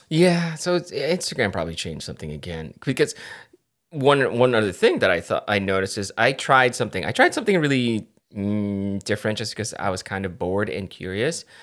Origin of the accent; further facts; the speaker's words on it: Philippines; I'm Filipino